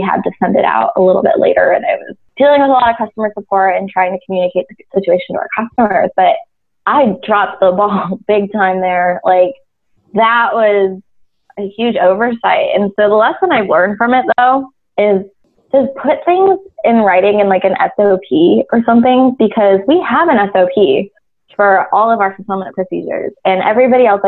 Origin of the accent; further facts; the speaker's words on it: Las Vegas, Nevada, United States; I grew up in Las Vegas and K through 12, everything in my life happened there